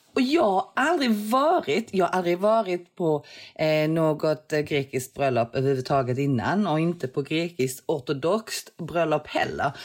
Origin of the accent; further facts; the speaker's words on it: Sweden; also born or lived in London; jag som är svensk